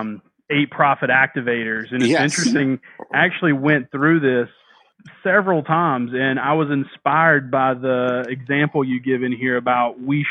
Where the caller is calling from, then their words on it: North Carolina, United States; North Carolina.